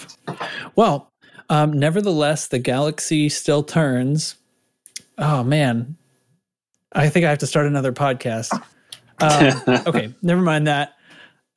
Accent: New England, seacoast of New Hampshire, United States; now in Cincinnati, United States; I grew up in New England near the seacoast of New Hampshire

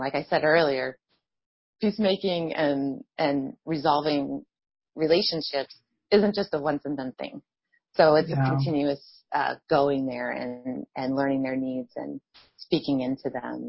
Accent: Allentown, Pennsylvania, United States; my hometown in Allentown, Pennsylvania

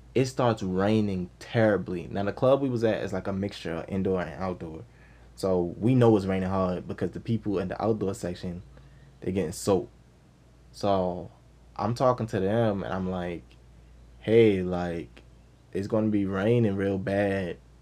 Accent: Baltimore, Maryland, United States; also born or lived in Owings Mills, Maryland; I'm from Baltimore

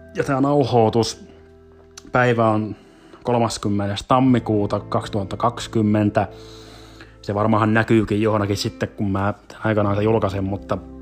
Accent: South Ostrobothnia, Finland; accent: South Ostrobothnian; moved away as an adult; now in Helsinki, Finland; suurin osa olisi eteläpohjalaisittain praatattua sen tähden, kun sieltä kuitenkin kuitenkin kotoosin, kotoosin on

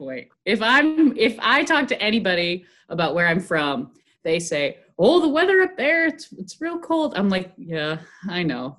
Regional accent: Eden, New York, United States; I tell people around here, Buffalo, New York. More specifically, I'm from Eden, New York, which is a suburb of Buffalo.

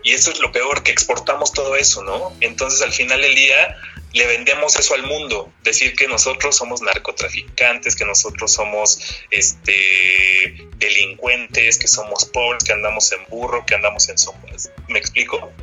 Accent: Mexico; nosotros como mexicanos

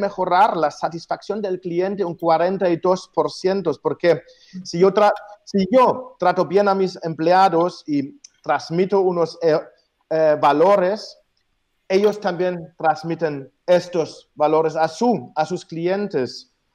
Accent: Germany; moved away; Yo soy el alemán

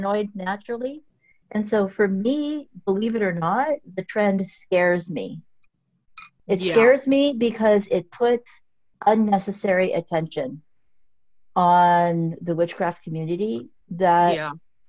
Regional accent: Southern California, United States; now in Texas, United States; I'm from SoCal

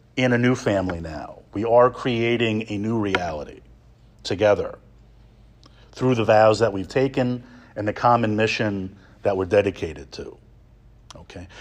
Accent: New York area, United States; moved away as an adult; I grew up in the New York area, and I've spent most of my Salesian life outside the New York area.

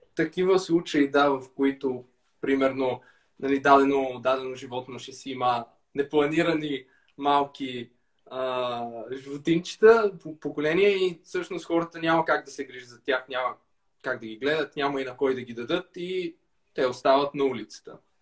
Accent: Bulgaria; аз така като класически българин с менталитета

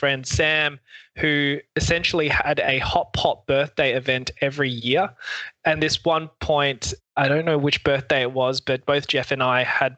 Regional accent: Adelaide, South Australia, Australia; moved away as an adult; also born or lived in Hong Kong; now in Melbourne, Australia; technically I was born in Hong Kong, but I moved to Adelaide, South Australia when I was 8 months old and grew up there

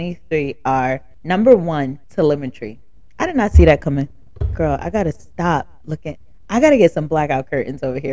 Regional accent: the South, United States; accent: country ghetto Ebonics; now in New Jersey, United States; I'm from the South

